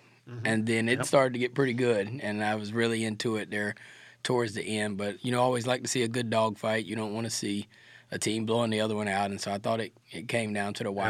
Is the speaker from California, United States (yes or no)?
no; South Georgia, United States; I'm a country boy. I'm from South Georgia.